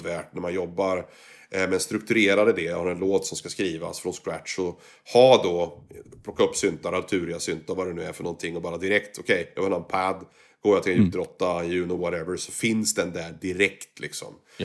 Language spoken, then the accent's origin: Swedish; Sweden; moved away; also born or lived in Kuala Lumpur, Malaysia; när jag var hemma i Sverige